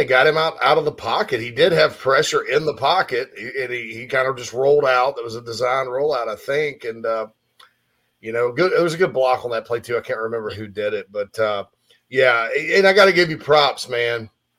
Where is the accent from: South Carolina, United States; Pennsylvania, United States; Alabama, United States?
South Carolina, United States; Spartanburg; moved away; about 5 miles from where I grew up in Spartanburg County